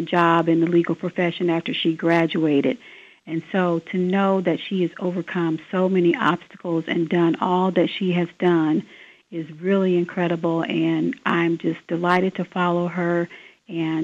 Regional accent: Decatur, Illinois, United States; moved away as an adult; now in Sangamon County, Illinois, United States; I was living in Decatur. That's my hometown

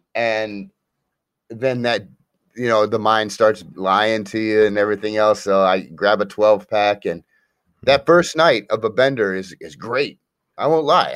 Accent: Akron, Ohio, United States; I'm actually from Akron, Ohio

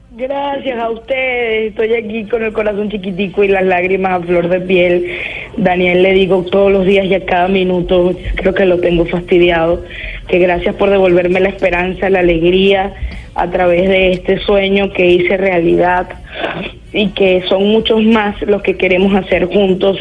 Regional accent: Venezuela; moved away as an adult; now in Lima, Peru; mi país

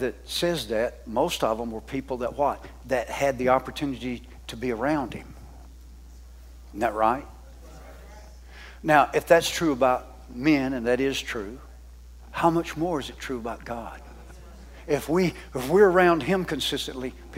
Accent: the South, United States; I'm a Southerner

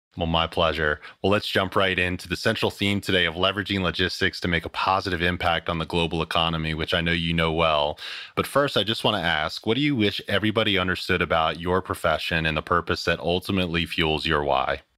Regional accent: Philadelphia, Pennsylvania, United States; I'm a Philly guy. I grew up outside of Philly in the Northwest suburbs

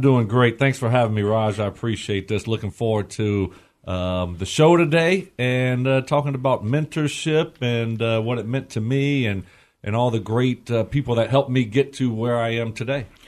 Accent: United States; born or raised there

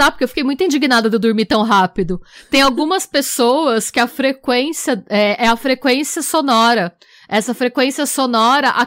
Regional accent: Brazil; nós somos brasileiras

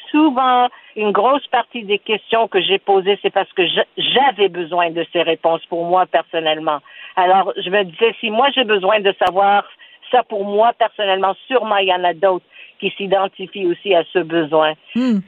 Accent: Montreal, Quebec, Canada; French is a second language; je suis née ici à Montréal

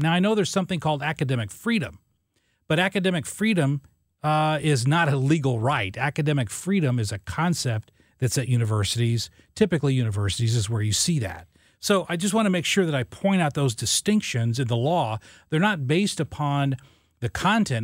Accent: Southern Illinois, United States; I grew up in Southern Illinois

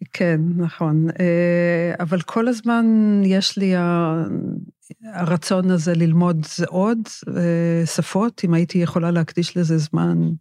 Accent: Northern Israel, Israel; שאני גדלתי בצפון

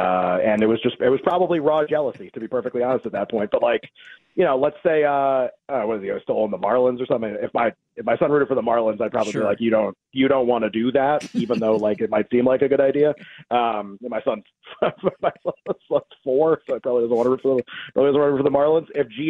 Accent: New England, United States; I grew up in New England, and I was a Red Sox fan.

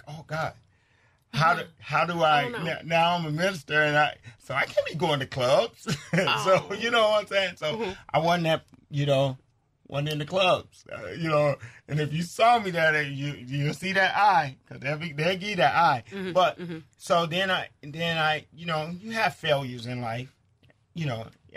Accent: Chicago, Illinois, United States; I'm from Chicago, the South Side

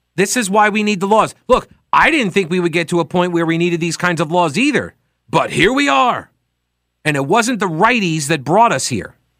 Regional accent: Long Island, New York, United States; I was born on Long Island

